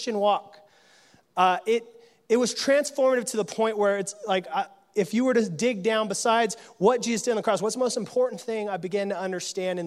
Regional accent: California, United States; I come from California, the gold rush state

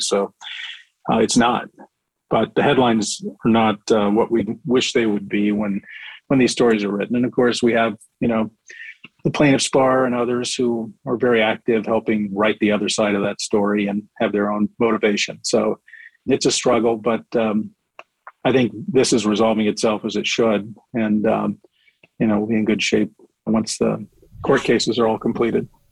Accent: Indiana, United States; moved away as an adult; also born or lived in Washington, D.C.; I'm from Indiana originally

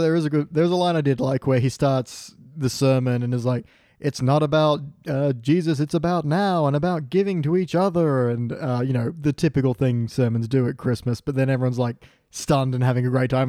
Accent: Australia

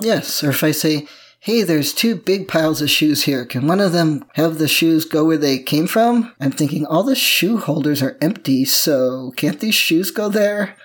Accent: Midwest, United States; moved away; I grew up in the Midwest where things actually grow

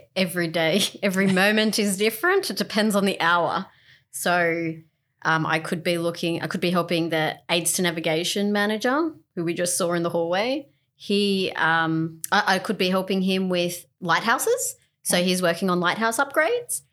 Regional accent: Australia; we're from Australia

